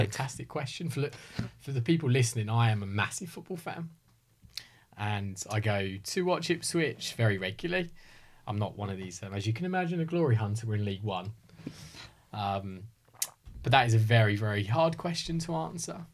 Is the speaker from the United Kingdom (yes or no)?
yes; Hertfordshire, East of England, United Kingdom; born and bred in Hertfordshire.